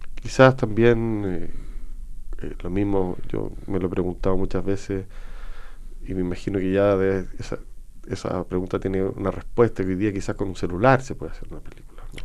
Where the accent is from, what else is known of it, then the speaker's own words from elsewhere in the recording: Chile; como chileno